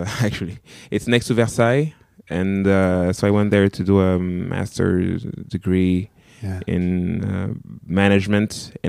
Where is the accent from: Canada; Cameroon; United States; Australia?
Cameroon; first language French; English is a second language; moved away as an adult; now in France; I'm from Cameroon.